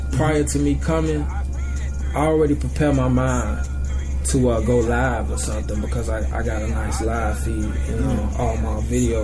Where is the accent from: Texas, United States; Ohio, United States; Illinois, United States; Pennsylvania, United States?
Illinois, United States; Robbins; also born or lived in Inglewood; I was raised in Robbins, man. Robbins, Illinois.